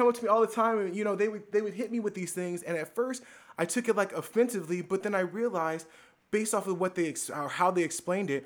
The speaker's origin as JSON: {"language": "English", "country": "United States", "said": "we're American"}